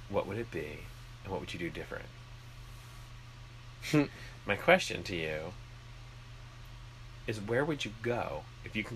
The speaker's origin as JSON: {"language": "English", "country": "Canada", "said": "Wait, he's Canadian? I'm Canadian."}